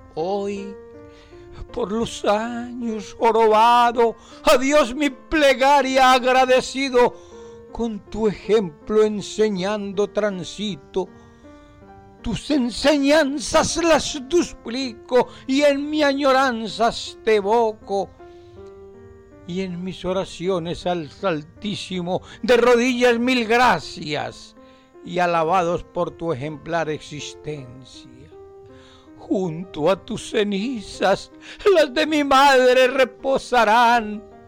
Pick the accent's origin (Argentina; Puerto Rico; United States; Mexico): Argentina; moved away as an adult; now in Spain; soy argentino y vivo en España desde el 2001